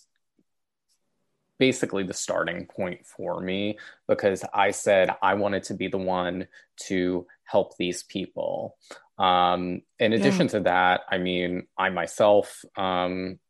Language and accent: English; New York City, New York, United States; I grew up in South Brooklyn in New York